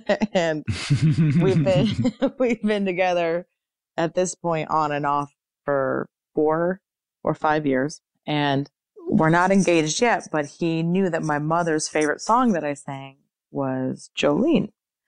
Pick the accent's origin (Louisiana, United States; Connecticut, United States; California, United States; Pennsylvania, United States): Connecticut, United States; in Connecticut in front of like all my hometown, you know, friends and family.